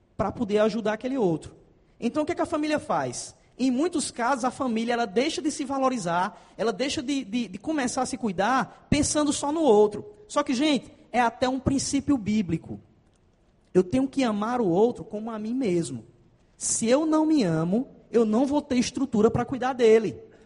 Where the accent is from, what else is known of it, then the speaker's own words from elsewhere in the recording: Paraíba, Brazil; accent: Paraíba slang; eu tenho muita gíria paraibana, tá, gente? Que eu sou paraibano